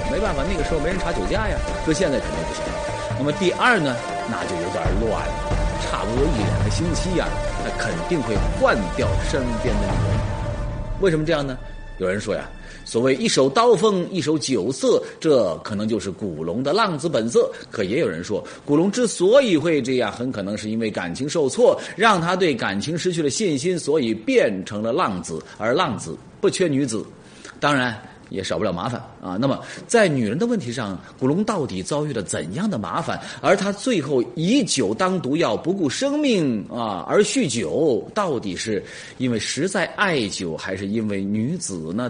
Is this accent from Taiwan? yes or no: no; Jiangxi, China; 我们江西人